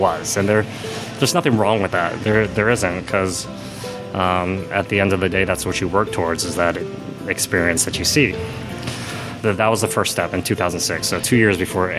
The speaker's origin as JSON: {"language": "English", "town": "Jonesboro", "region": "Arkansas", "country": "United States", "tie": "born or raised there", "also_born_or_lived": "Georgia", "moved": "yes", "said": "I was born in Jonesboro, Arkansas"}